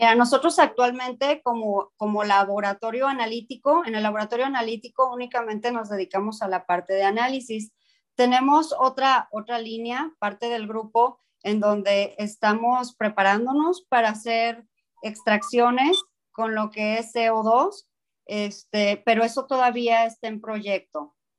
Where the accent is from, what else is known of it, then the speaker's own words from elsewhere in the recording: Mexico; el mexicano hace las cosas y, y las hacemos bien